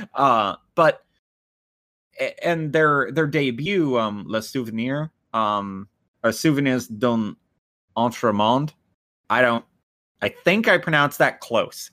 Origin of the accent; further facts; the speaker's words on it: United States; I'm the American